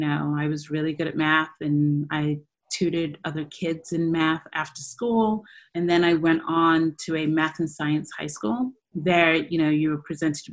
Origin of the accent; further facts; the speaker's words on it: New York City, New York, United States; also born or lived in Dudley, England / Bedfordshire, England; I grew up in New York City. But I was born in England.